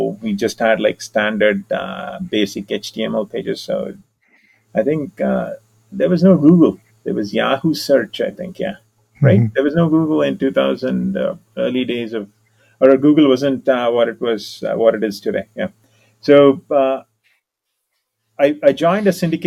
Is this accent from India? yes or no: yes; India; also born or lived in San Francisco Bay Area, United States; now in United States; I'm an Indian